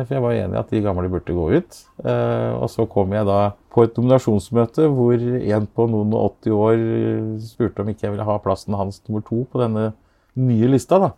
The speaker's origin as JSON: {"language": "Norwegian", "town": "Askim", "region": "Østfold", "country": "Norway", "tie": "born or raised there", "said": "Askim er jo eh, det stedet jeg vokste opp"}